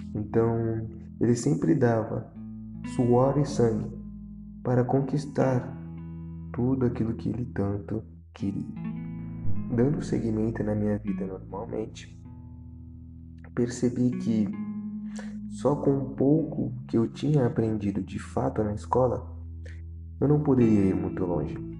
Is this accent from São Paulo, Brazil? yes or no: yes; Santos, São Paulo, Brazil; Nasci e cresci na periferia da cidade de Santos.